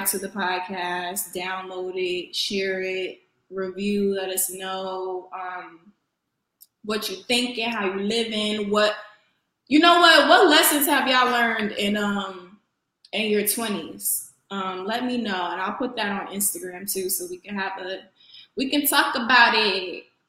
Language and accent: English; New Haven, Connecticut, United States; moved away; I am a girl from New Haven, Connecticut. I'm very much still from the East Coast